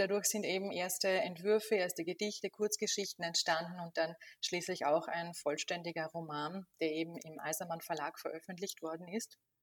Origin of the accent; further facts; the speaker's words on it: Burgenland, Austria; Ich komme aus Österreich, aus dem Osten, aus dem Burgenland